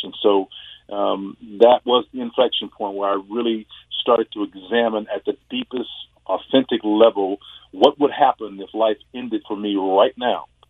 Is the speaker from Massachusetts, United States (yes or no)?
no; Tulsa, Oklahoma, United States; being a homegrown kid growing up in Oklahoma